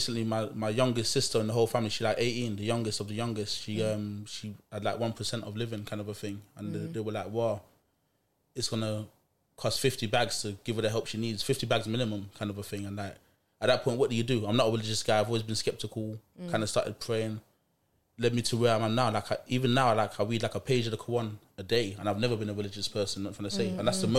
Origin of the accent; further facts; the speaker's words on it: Nottingham, East Midlands, United Kingdom; also born or lived in Jamaica; I was brought up in Jamaica when I was about 10 by my grandparents, spent like 5 years out there. Mm-hmm. Before I went away, I lived in Nottingham.